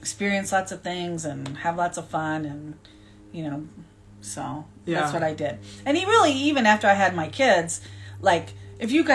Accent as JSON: {"language": "English", "region": "Minnesota", "country": "United States", "tie": "born or raised there", "also_born_or_lived": "Mexico / Tucson, Arizona / Seattle, Washington", "moved": "as an adult", "said": "I grew up in Minnesota. I lived in Mexico for 1 year. I went back to Minnesota."}